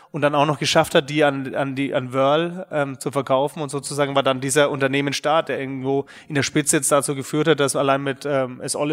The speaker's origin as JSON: {"language": "German", "town": "Nuremberg", "region": "Bavaria", "country": "Germany", "tie": "born or raised there", "said": "bin ähm, gebürtiger Nürnberger. Man wird es vielleicht auch noch hören in den nächsten ähm, ein bis zwei Stunden, dass man ab und zu rauskommt. Ähm, ja, in Nürnberg bin ich ehrlich gesagt aufgewachsen"}